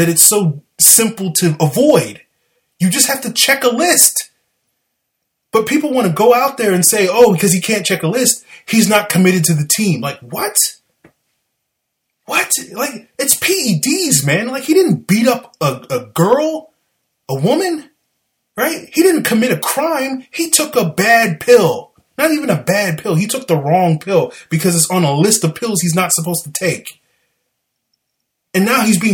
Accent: the South, United States; accent: southern; My southern accent

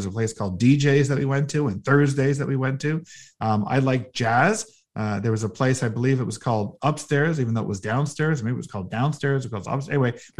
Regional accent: Toronto, Ontario, Canada; Well, I was born here in Toronto. So I was born at Mount Sinai Hospital in the late 60s.

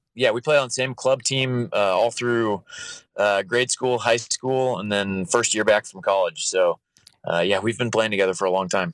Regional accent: Kansas City, Kansas, United States; I'm actually from, uh, the Kansas side

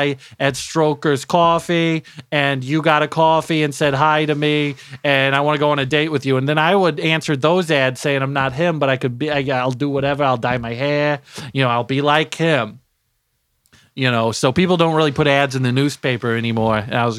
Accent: Terre Haute, Indiana, United States; I'm homegrown. I'm here from Terre Haute. Never left. Not once, you know?

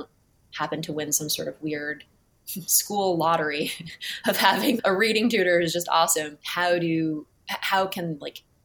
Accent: Cambridge, Massachusetts, United States; I grew up in Cambridge, but I went to a boarding school

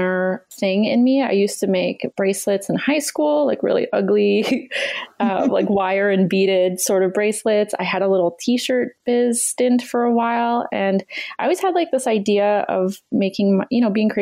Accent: Canada; I'm Canadian and that's what we do.

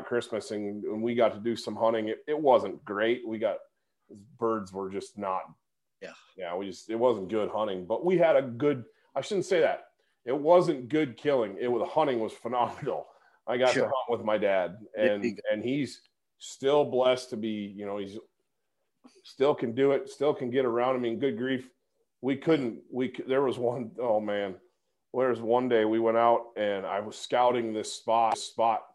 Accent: Michigan, United States; moved away as an adult; growing up in Michigan

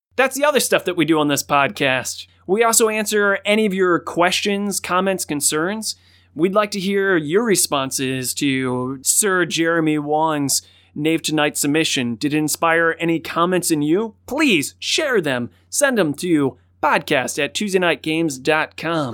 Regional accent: Cleveland, Ohio, United States; Cleveland, which is my hometown

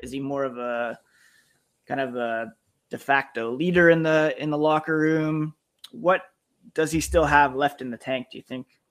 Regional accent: Ottawa, Ontario, Canada; I grew up in Ottawa

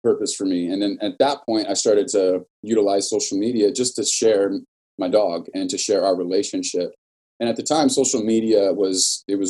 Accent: Norwalk, California, United States; I was born and raised in Norwalk, California, single mother

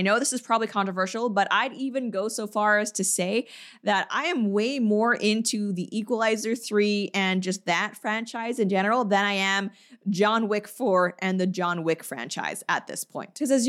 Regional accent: Canada; And it's like, I'm sorry, that is, you know, I'm Canadian. That's how some of us say it.

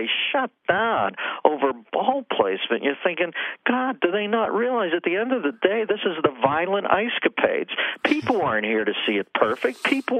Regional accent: Pittsburgh, Pennsylvania, United States; I grew up in the Berg.

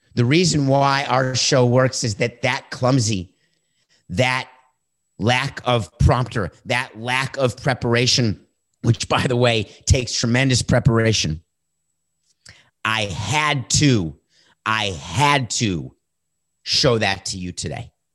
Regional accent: United States; I am committed as an American

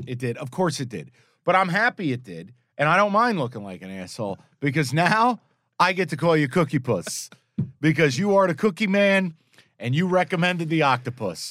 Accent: East Coast, United States; moved away; I grew up in the East Coast

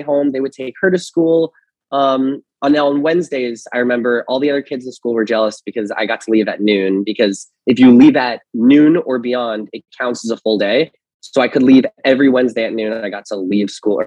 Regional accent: Fair Lawn, New Jersey, United States; I grew up in Fairlawn, New Jersey, which is like 20 minutes outside of Manhattan

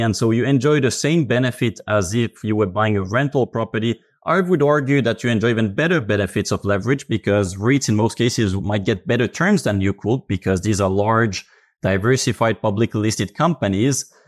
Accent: Finland; I come from Finland.

